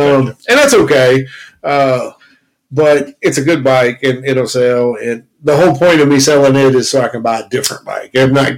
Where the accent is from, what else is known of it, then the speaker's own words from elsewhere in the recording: Kentucky, United States; You know, we are from Kentucky